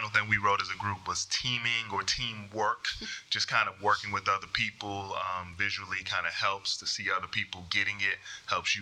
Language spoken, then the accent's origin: English; North Carolina, United States; I'm from North Carolina